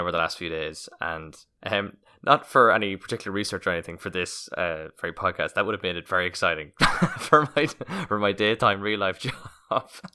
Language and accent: English; Roscommon, Connacht, Ireland; I'm from Roscommon